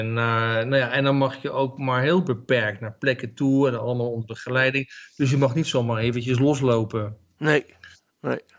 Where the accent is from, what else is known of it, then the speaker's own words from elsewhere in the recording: Netherlands; want ik ben een Hollandse en ik maak heel erg goed schoon op z'n Hollands.